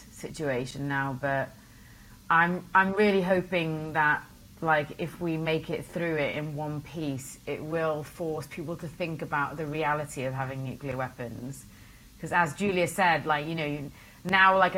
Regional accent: Wales, United Kingdom; I was born in Wales

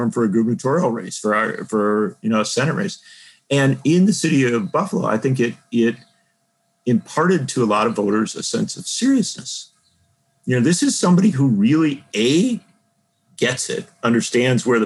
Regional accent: Milwaukee, Wisconsin, United States; I grew up in Wisconsin, around Milwaukee

